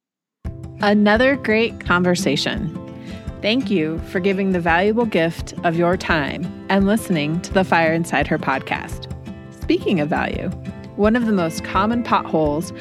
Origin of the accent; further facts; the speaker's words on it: Denver, Colorado, United States; I was born and raised in Denver, Colorado. I still live there.